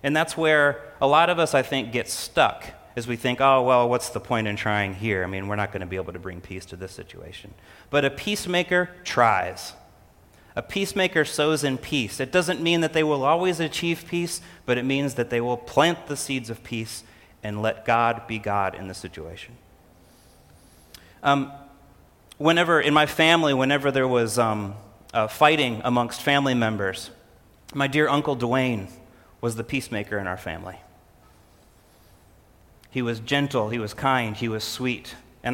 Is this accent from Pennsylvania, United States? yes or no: no; Illinois, United States; moved away; I grew up in Illinois